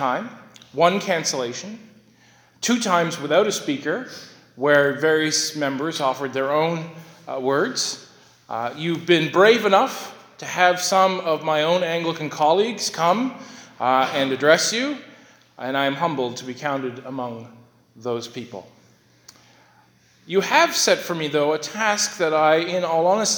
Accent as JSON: {"language": "English", "town": "Sydney", "region": "Nova Scotia", "country": "Canada", "tie": "born or raised there", "said": "I was born in Sydney City Hospital"}